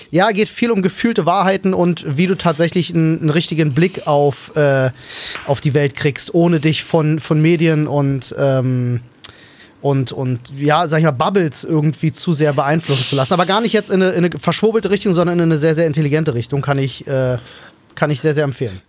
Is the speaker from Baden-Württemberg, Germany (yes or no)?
no; Berlin, Germany; moved away as an adult; also born or lived in Wandlitz, Brandenburg; now in Brandenburg, Germany; ich bin ja Ur-Berliner. So, ich bin ja, äh, bin ja in Schöneberg geboren und in Neukölln aufgewachsen